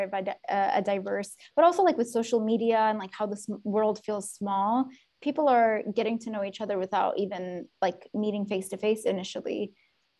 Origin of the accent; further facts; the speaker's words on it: Yemen; now in United States; growing up in Yemen